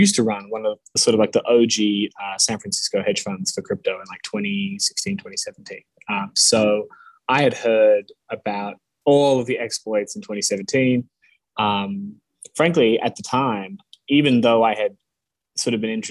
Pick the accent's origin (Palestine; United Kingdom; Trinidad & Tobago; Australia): Australia; moved away; also born or lived in United States / California; I grew up in Australia, but I was born in the States.